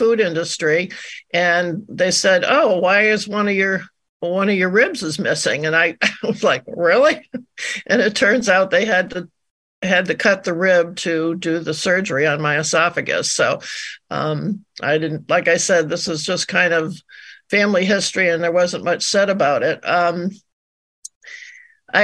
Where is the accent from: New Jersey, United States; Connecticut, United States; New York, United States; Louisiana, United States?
Connecticut, United States; Glastonbury; now in Maine, United States; I'm calling from cold and snowy Maine, but I was in Glastonbury where my parents were. I was born on January 28th, 1949